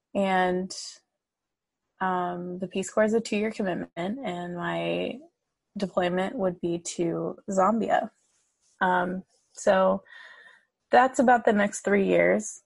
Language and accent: English; United States; I was raised in the US, but my mom did instill a sense of pride and, and respect in Iranian culture.